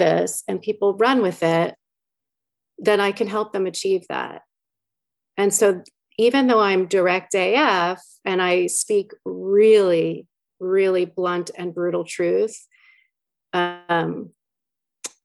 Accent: New York, United States; I'm from New York

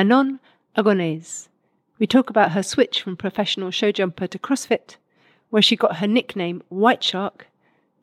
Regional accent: United Kingdom; as a British person

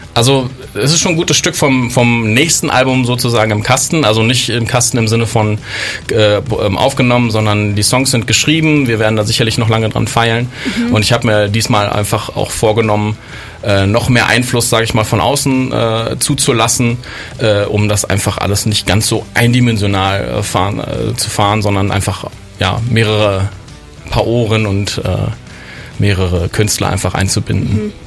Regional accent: Berlin, Germany; moved away as an adult; now in Bonn, Germany; ich bin ja ursprünglich aus Berlin, bin also kein Bonner äh, und bin mit circa 20 äh, nach Bonn gegangen

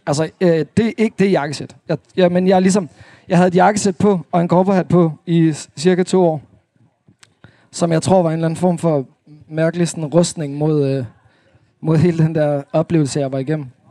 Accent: Svendborg, Southern Denmark, Denmark; moved away as an adult; also born or lived in Holstebro / Thyholm / Aarhus; now in Copenhagen, Denmark; så er jeg vokset op i Svendborg øh, på Sydfyn

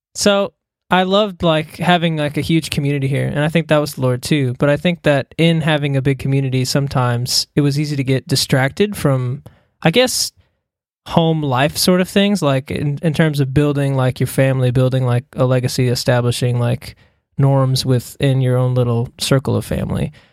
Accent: Smyrna, Tennessee, United States; moved away as an adult; now in Australia; I'm actually from Tennessee. I grew up in Smyrna

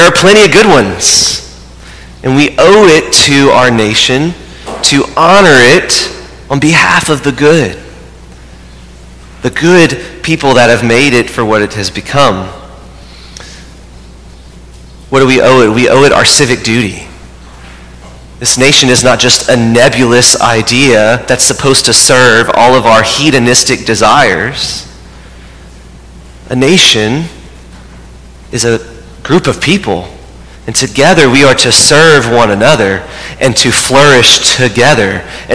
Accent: United States; we approach them first as a Catholic, but second as an American

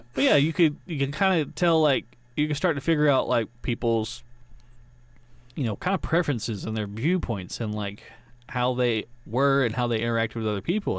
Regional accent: Georgia, United States; I'm from Georgia

